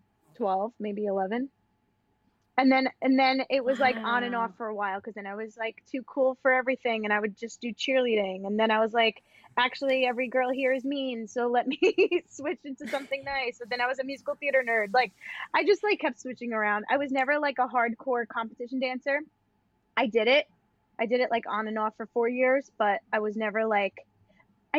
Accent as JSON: {"language": "English", "area": "Long Island", "region": "New York", "country": "United States", "accent": "Long Island", "lives_now": "New York City, United States", "said": "From Long Island, as you can tell by my accent, my dance studio"}